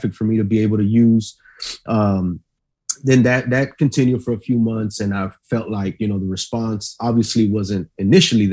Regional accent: Austin, Texas, United States; also born or lived in Del Valle; I grew up on the east side of Riverside before I moved to Del Valle

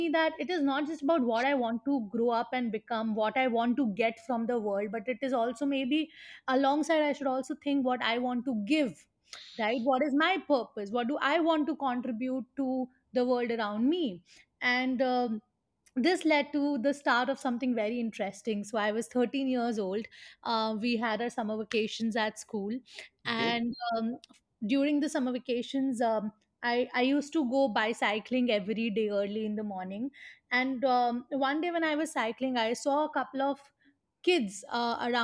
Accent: Mathura, Uttar Pradesh, India; born or raised there; moved away as an adult; also born or lived in Pune

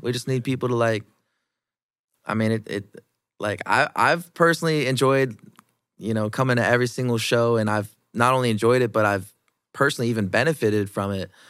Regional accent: Iowa, United States; I've been born and raised in Iowa

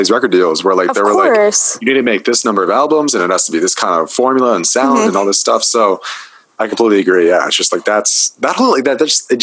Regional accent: Massachusetts, United States; I'm from Massachusetts

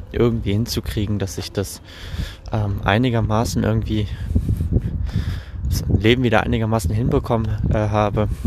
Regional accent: Düsseldorf, North Rhine-Westphalia, Germany; born there; now in Bielefeld, Germany; bin äh, 25 Jahre alt und ähm, ja, wie schon erwähnt, lebe ich in Bielefeld, gebürtig bin ich aus Düsseldorf, also in recht echte Rheinländer.

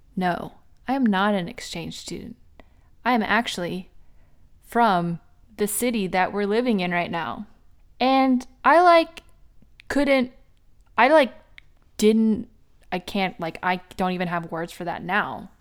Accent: United States; I was born in the United States

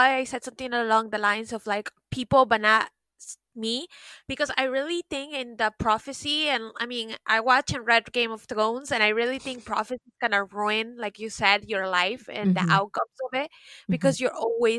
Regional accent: Miami, Florida, United States; moved away as an adult; also born or lived in New York; now in France; because, you know, I'm originally from Miami. I moved to New York and I was there for a couple years and it was amazing. And then I always wanted to live in Europe. So that's why I decided to do my master's in France.

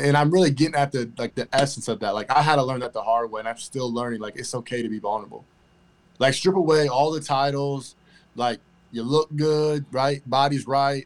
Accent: Elkhart, Indiana, United States; I'm originally from Elkhart, Indiana, which is right down the street from South Bend

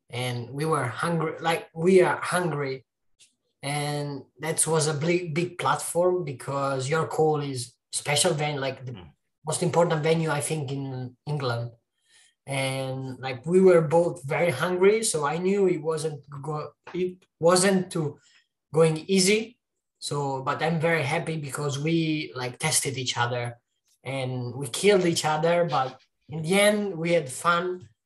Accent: Italy; Like, I came from a city of 9,000 people where wrestling doesn't exist. Luckily, there was a school near my hometown.

